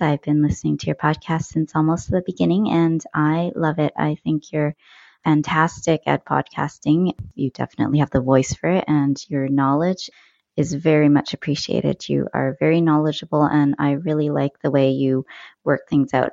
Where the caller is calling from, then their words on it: North Vancouver, British Columbia, Canada; I'm calling from North Vancouver in Canada